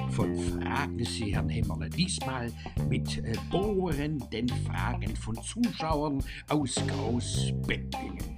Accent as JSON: {"language": "German", "town": "Bempflingen", "region": "Baden-Württemberg", "country": "Germany", "tie": "born or raised there", "said": "geht es in besonderer Weise um mich als Person und meinen Heimatort Bempflingen."}